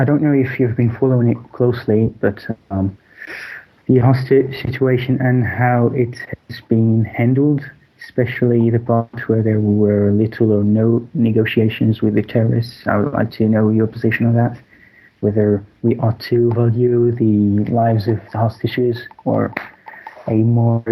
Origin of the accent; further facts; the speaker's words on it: Nigeria; I'm from Nigeria